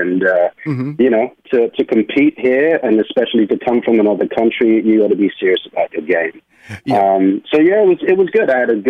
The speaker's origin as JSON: {"language": "English", "region": "London", "country": "United Kingdom", "moved": "as an adult", "lives_now": "New York, United States", "said": "I am originally from London, England, and I moved to New York in my 20s to be a professional ballet and modern dancer. So that's where the accent comes from."}